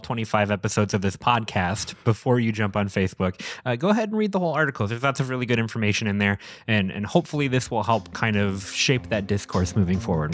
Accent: St. Francis, Wisconsin, United States; now in Fish Creek, United States; My hometown of Saint Francis

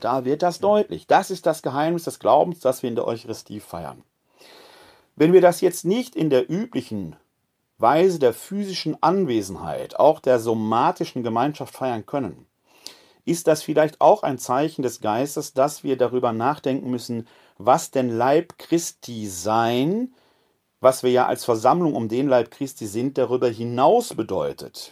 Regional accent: Essen, North Rhine-Westphalia, Germany; now in Wuppertal, Germany; Ich komme ja selbst gebürtig aus Essen, ist mein Heimatbistum

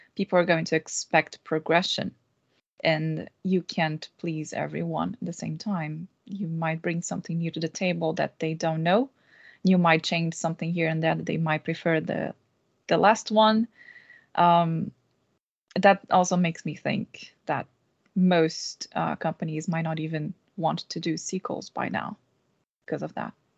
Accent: Brazil; moved away as an adult; now in Stockholm, Sweden; I'm Brazilian and been living in Stockholm for three years now

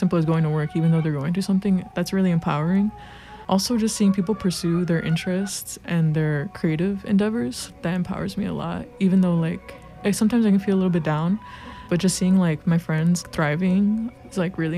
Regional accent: Chicago, Illinois, United States; I'm 21. I go by she, her, and I'm from Pilsen, but I live in Brighton Park now.

